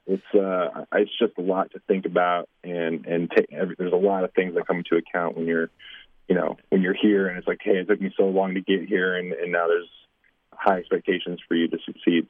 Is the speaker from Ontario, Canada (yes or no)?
yes; Windsor, Ontario, Canada; moved away; a small town Windsor kid